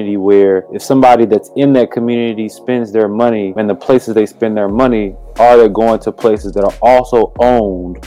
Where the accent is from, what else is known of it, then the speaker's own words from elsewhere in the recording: Durham, North Carolina, United States; I'm from Durham, North Carolina